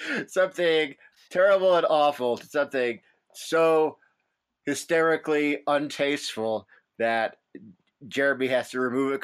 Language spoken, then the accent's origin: English; Utah, United States; I'm from Utah